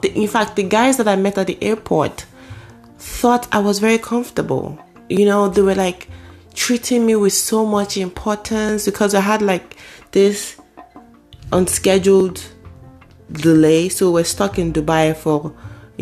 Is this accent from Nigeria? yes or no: yes; Nigeria; moved away as an adult; now in United States; I was coming from Nigeria for the very first time. I was new. But you couldn't tell, apart from my accent, you could not tell.